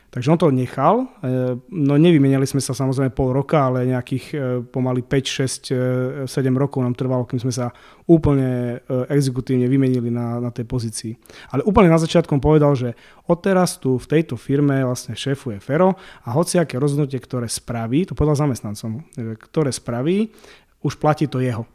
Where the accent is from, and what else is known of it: eastern Slovakia, Slovakia